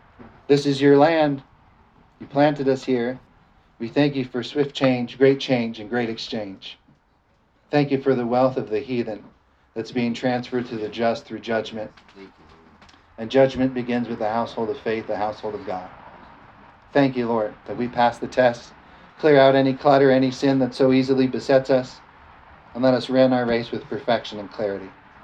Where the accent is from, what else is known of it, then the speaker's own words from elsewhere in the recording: United States; I'm an American. Amen. I was born here.